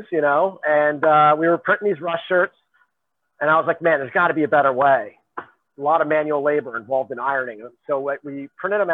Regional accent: Ridgewood, New Jersey, United States; I'm from Ridgewood, New Jersey, originally, Bergen County.

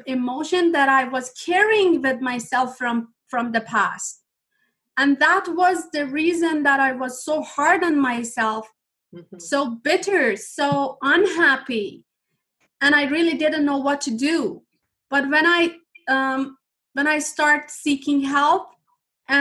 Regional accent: Iran; English is a second language; moved away as an adult; now in Canada; when I was a child, my home country was in war

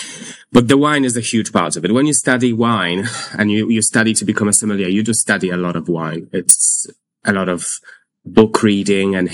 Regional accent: Warsaw, Masovian Voivodeship, Poland; also born or lived in London; now in United Kingdom; I'm from Poland. I'm from Warsaw.

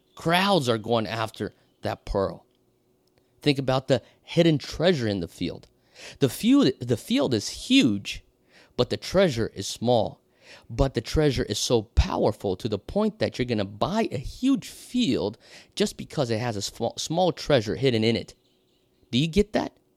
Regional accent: Brazil; moved away as an adult; also born or lived in Europe / United States; now in Hawaii, United States; I was born and raised in Brazil, so I speak Portuguese

